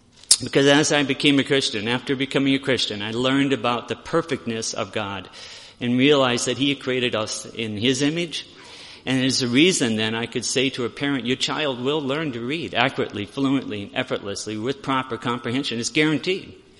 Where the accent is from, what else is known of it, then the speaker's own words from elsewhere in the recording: Aberdeen, South Dakota, United States; We're from Aberdeen